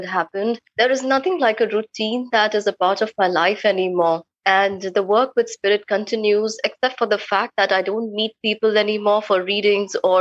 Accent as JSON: {"language": "English", "town": "New Delhi", "region": "Delhi", "country": "India", "moved": "as an adult", "lives_now": "Kolkata, India", "said": "I come from New Delhi, but because I'm married here in Calcutta"}